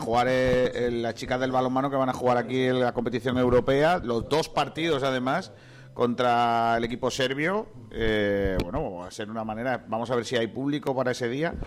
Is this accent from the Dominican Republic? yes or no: no; Rincón de la Victoria, Andalusia, Spain; yo soy orgulloso de ser de Rincón